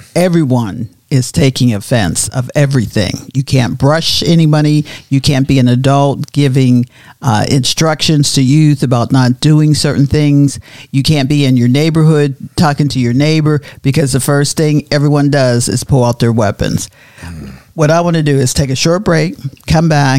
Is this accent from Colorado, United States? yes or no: no; Pittsburgh, Pennsylvania, United States; also born or lived in Florida; now in Oklahoma, United States; Pittsburgh was always known as the gray city, because we had so much smoke puffing out of the steel mills